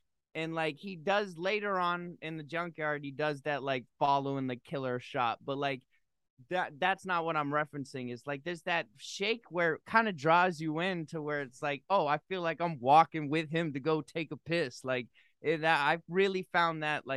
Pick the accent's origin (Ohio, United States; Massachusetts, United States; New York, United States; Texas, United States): Massachusetts, United States; I grew up in Massachusetts